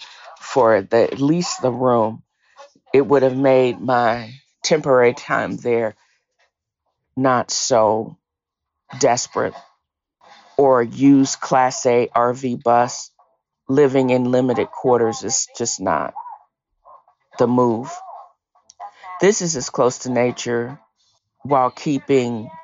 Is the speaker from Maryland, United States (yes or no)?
no; Virginia, United States; moved away; also born or lived in Tennessee; I'm from Virginia, the part of Virginia that she is actually from. And I don't know if it's in Portsmouth or Norfolk